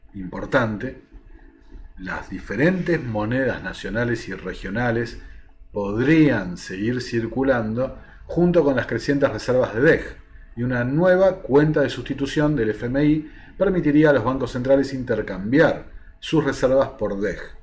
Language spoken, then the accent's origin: Spanish; Argentina; a nosotros como argentinos